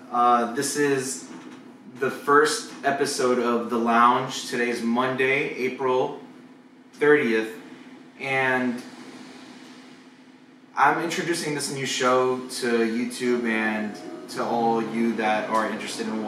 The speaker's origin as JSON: {"language": "English", "country": "Cuba", "moved": "yes", "said": "We, we kind of gave everyone the, the coffee addiction that we had when we came over from Cuba."}